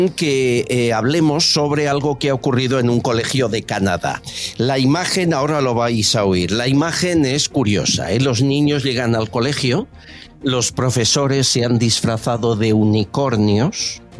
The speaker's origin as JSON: {"language": "Spanish", "town": "Madrid", "region": "Community of Madrid", "country": "Spain", "tie": "born or raised there", "said": "Yo nací aquí, en Madrid. En Madrid."}